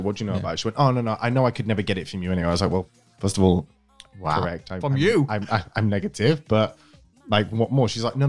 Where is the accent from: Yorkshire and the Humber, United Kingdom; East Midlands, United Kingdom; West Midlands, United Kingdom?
Yorkshire and the Humber, United Kingdom; York; I'm actually from York.